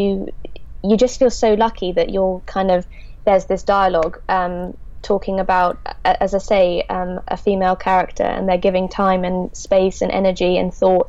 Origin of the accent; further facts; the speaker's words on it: Devon, South West England, United Kingdom; in Devon, where I'm from